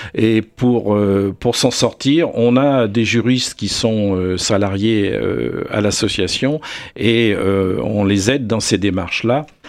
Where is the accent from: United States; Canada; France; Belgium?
France; south-east France; moved away; also born or lived in Alpes-Maritimes; je suis originaire du sud-est de la France et j'ai vécu le retour naturel du loup dans les Alpes-Maritimes il y a maintenant une trentaine d'années